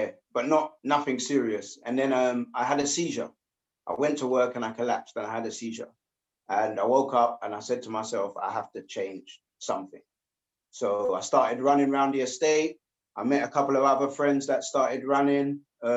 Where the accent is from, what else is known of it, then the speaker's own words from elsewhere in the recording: London, United Kingdom; I was born in Hammersmith Hospital, just down the road